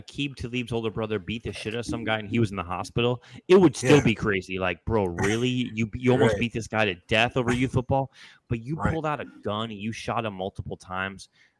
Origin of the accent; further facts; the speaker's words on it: Chicago, Illinois, United States; Black people slay each other all day, every day in my hometown of Chicago